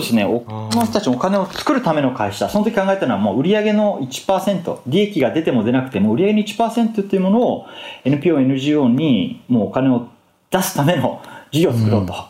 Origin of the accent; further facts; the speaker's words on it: Fukuoka, Japan; moved away as an adult; also born or lived in Tokyo; 僕は福岡の人間で大学、東京に行って